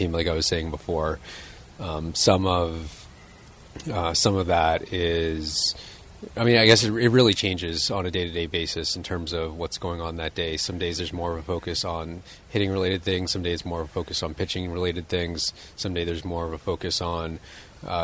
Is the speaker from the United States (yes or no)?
no; Toronto, Ontario, Canada; I grew up in Toronto in Canada, so I played hockey